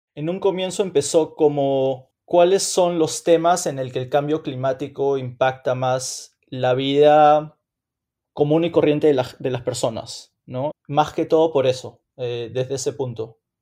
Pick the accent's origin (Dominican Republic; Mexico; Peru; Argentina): Peru; Lima; moved away as an adult; now in New York, United States; soy limeño, nací y crecí en Lima, en Perú y a los 17 o casi 18 años me mudé a Estados Unidos.